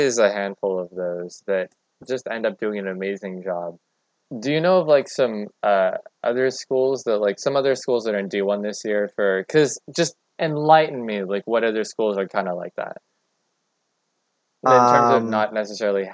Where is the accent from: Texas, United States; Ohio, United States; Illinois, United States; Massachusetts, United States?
Texas, United States; I, as a Texan, natively